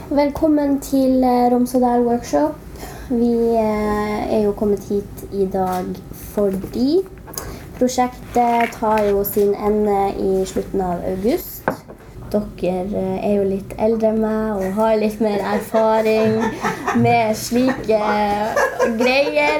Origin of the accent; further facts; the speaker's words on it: Karasjok, Finnmark, Norway; moved away; jeg kom ut fra Karasjok, der hvor det er ganske godt og trygt å være samisk